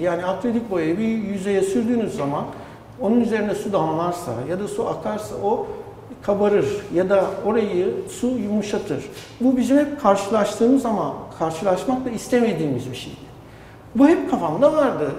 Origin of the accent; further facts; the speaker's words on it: Adapazarı, Sakarya, Turkey; Adapazarı'nda doğdum. Bütün gençliğim üniversiteye kadar orada geçti.